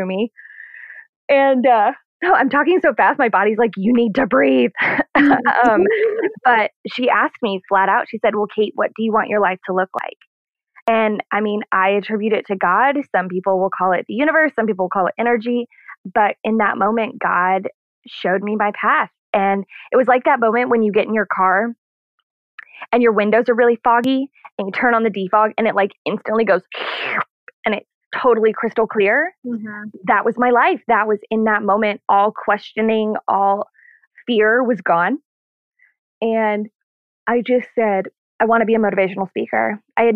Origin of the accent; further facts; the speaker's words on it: Missouri, United States; moved away as an adult; also born or lived in Orlando; I was born and raised in Missouri